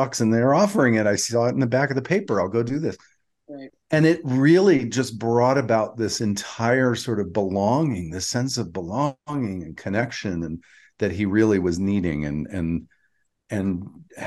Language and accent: English; North Carolina and Georgia, the South, United States; I'm from North Carolina and Georgia mostly